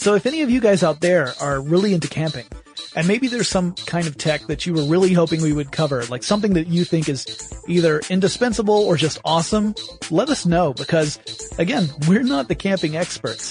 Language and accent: English; the South, United States; I grew up in the South